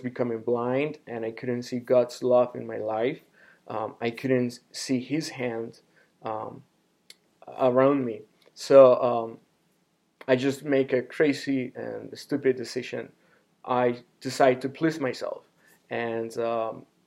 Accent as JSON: {"language": "English", "country": "Honduras", "moved": "yes", "lives_now": "Phoenix, United States", "said": "I am from Honduras, a small country in Central America"}